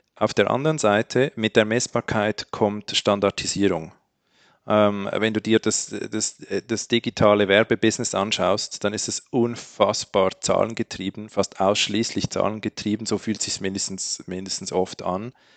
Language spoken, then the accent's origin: German; Switzerland; als Schweizer